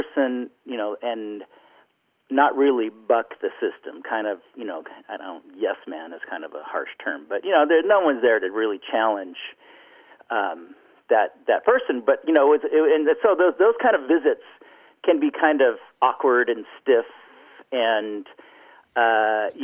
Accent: Pebble Beach, California, United States; I grew up in Pebble Beach, and my parents were members out at Karma Valley Ranch

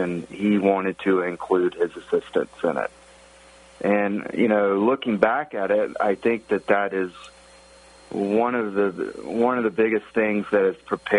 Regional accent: the South, Southern United States, United States; moved away as an adult; now in Pittsburgh, United States; being a Southerner my whole life

